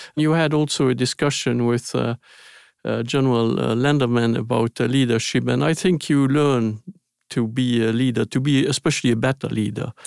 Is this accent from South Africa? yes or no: no; Luxembourg; English is a second language; moved away; I was born in Luxembourg, which is a very small country.